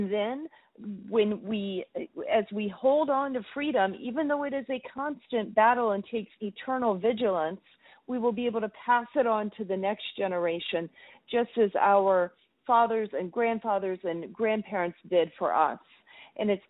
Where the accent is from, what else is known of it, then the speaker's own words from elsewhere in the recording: Georgia, United States; from my home state